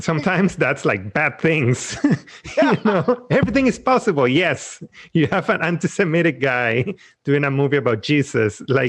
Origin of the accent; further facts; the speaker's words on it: Venezuela; moved away; I grew up in Venezuela where everything, especially on TV, everything is dubbed.